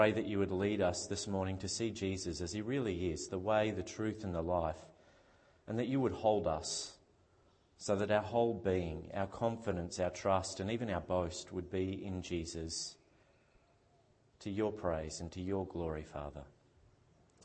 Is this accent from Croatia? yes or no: no; Victoria, Australia; at my house where I grew up in Victoria, when I was growing up